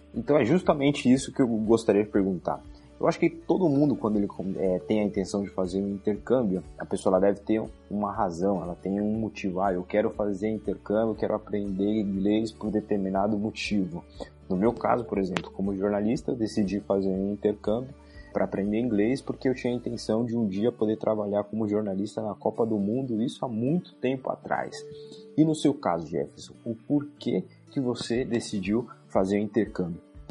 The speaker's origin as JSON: {"language": "Portuguese", "region": "São Paulo", "country": "Brazil", "also_born_or_lived": "Ireland", "said": "eu sou da cidade de São Paulo"}